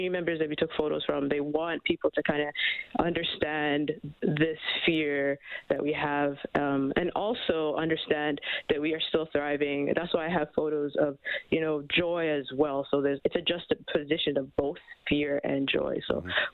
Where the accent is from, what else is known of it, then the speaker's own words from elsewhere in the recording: Canada; we're all Canadian